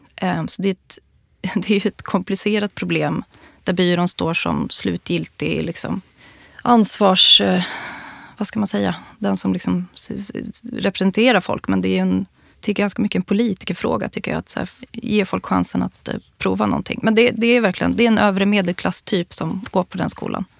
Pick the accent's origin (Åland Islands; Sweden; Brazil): Sweden; Borlänge, Dalarna County; moved away; also born or lived in Stockholm; jag kommer ju från eh, eh Borlänge